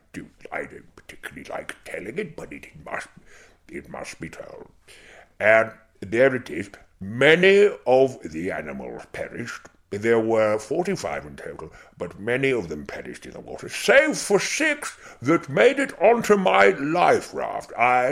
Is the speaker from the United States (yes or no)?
no; Zimbabwe; now in United Kingdom; Yes, and I grew up in Rhodesia, which is obviously the pertinent part of your question, and I enjoyed it very, very much.